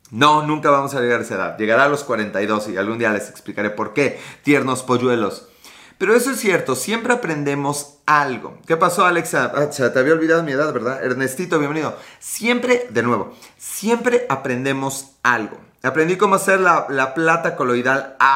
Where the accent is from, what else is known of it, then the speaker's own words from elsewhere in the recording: Chile; Yo soy chileno, ¿y por qué Chile? Sé por qué Chile, por qué Chile, por qué, es Chile.